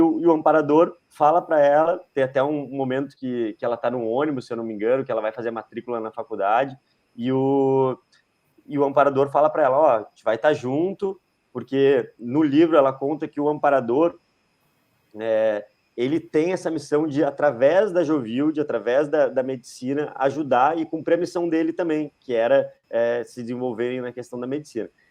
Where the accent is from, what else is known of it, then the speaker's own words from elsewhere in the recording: Rio Grande do Sul, Brazil; eu sou o único aqui do, de nós três que sou gaúcho